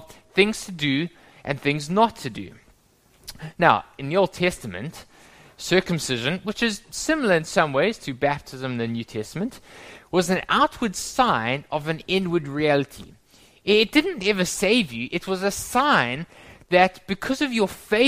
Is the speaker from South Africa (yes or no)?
yes; South Africa; moved away; When I was growing up in South Africa many, many years ago